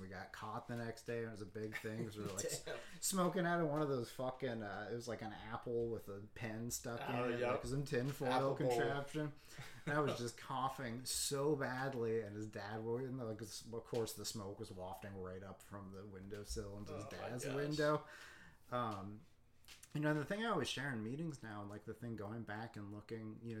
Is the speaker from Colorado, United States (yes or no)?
yes; Boulder, Colorado, United States; I grew up in Boulder, Colorado